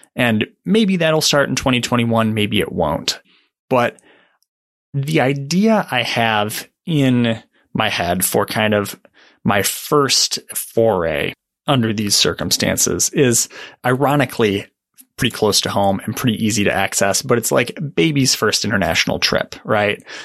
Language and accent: English; Michigan, United States; moved away as an adult; now in Oregon, United States; I grew up in Michigan, uh, moved to Oregon to take a job, uh, at the Oregonian and Oregon Live.